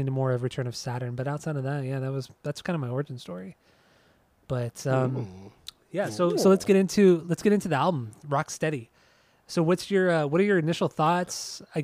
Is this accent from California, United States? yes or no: yes; Anaheim, California, United States; also born or lived in Yorba Linda, California; we grew up in Anaheim, Yorba Linda